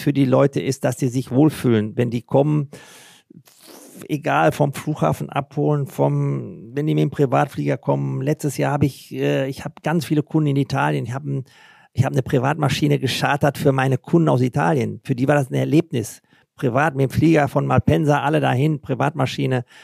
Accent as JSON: {"language": "German", "country": "Germany", "said": "bei uns in Deutschland"}